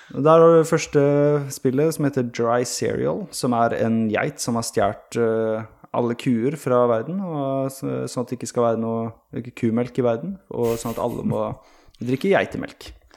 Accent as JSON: {"language": "Norwegian", "country": "Sweden", "tie": "born or raised there", "moved": "yes", "said": "jeg er født og oppvokst i Sverige"}